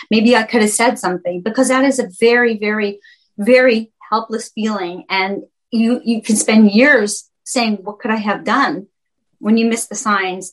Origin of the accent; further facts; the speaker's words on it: Canada; I'm from Canada